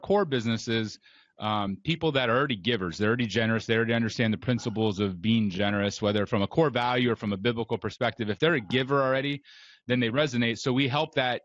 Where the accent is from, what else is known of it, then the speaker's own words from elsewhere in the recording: Ohio, United States; I grew up in Ohio